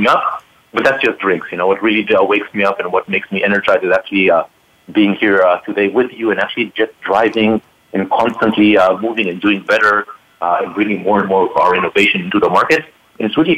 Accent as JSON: {"language": "English", "country": "Israel", "tie": "born or raised there", "moved": "yes", "lives_now": "Palo Alto, United States", "said": "being an Israeli born and raised person"}